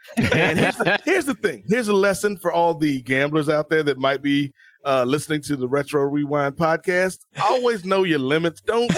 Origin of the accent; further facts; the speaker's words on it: Atlanta, Georgia, United States; I'm from Atlanta. You know, I was born in Atlanta.